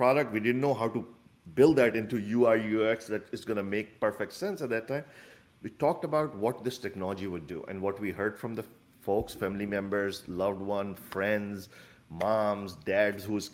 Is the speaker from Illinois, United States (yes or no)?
yes; Chicago, Illinois, United States; I'm from Chicago, so our startup is in Chicago.